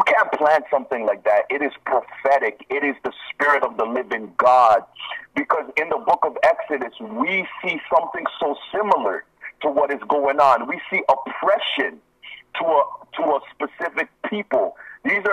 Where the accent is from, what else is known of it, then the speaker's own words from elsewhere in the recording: Nigeria; moved away; I am from Africa. Yes. I am from Nigeria